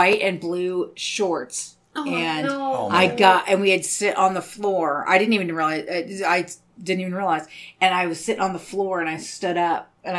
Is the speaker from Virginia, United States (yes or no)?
no; Portland, Oregon, United States; I was raised in Southeast.